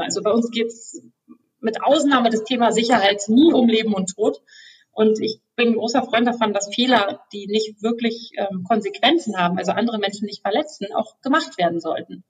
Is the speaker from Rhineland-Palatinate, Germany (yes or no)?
no; Berlin, Germany; Ich komme auch aus Berlin, bin hier geboren